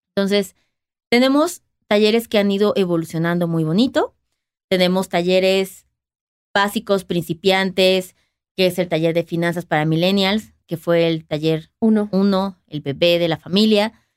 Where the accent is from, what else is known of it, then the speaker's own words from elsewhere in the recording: Mexico City, Mexico; estamos basados en la Ciudad de México, porque pues, somos de la Ciudad de México